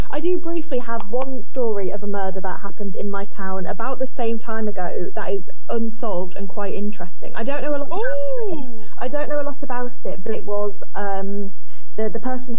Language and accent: English; Yorkshire and the Humber, United Kingdom; my hometown up in Yorkshire.